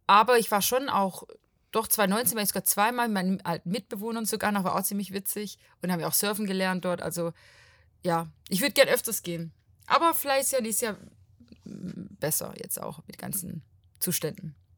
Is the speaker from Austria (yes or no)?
no; Portugal; now in Stuttgart, Germany; Ich bin aus Portugal, aber wohne in Stuttgart